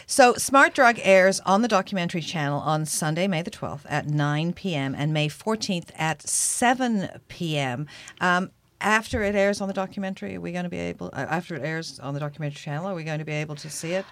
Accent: England, United Kingdom; now in Canada; I grew up watching it when I was growing up in England.

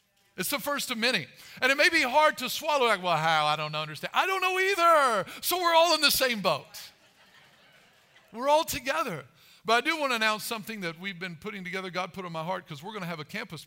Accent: Albion, Illinois, United States; I'm from Albion, so it's not very far from Mount Carmel

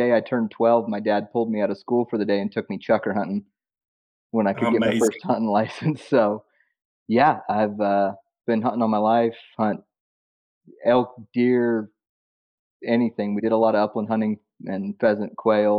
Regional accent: Nampa, Idaho, United States; moved away as an adult; now in Powell Butte, United States; I grew up in Nampa, Idaho. Moved over here about 7 years ago.

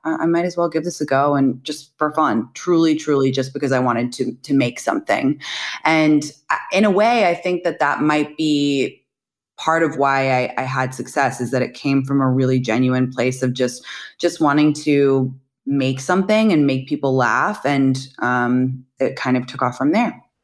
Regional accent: London, United Kingdom; moved away as an adult; also born or lived in San Francisco / New York; now in United States; I am actually from London, England originally. I moved to America to go to college.

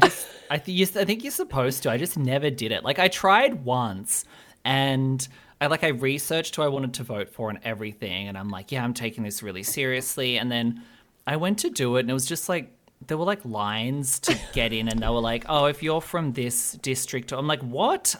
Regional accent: Albury, New South Wales, Australia; also born or lived in Sydney; I grew up in, like, a small town called Albury

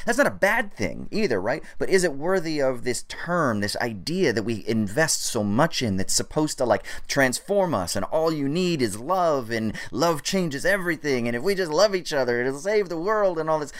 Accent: Orange County, California, United States; growing up in Orange County

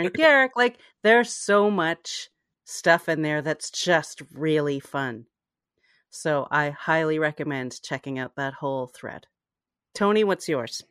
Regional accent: Canada; as a Canadian

